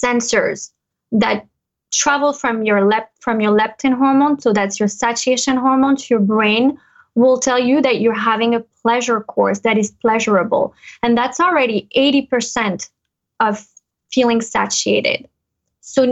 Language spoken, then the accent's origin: English; United States; born or raised there; moved away as an adult; now in Monaco